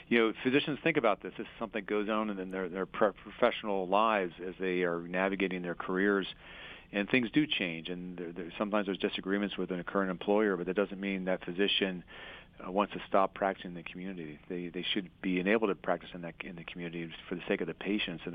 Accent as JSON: {"language": "English", "town": "Harrisburg", "region": "Pennsylvania", "country": "United States", "tie": "born or raised there", "also_born_or_lived": "Philadelphia", "said": "I'm a Pennsylvania native. I was born in Philadelphia, and I spent 2 years there and then moved to the Harrisburg area and kind of grown up my entire life here"}